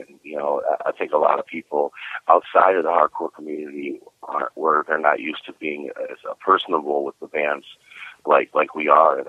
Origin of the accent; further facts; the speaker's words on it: Cleveland, Ohio, United States; now in Florida, United States; I was born and raised in Cleveland. I've been in Florida for about 5 years now, though.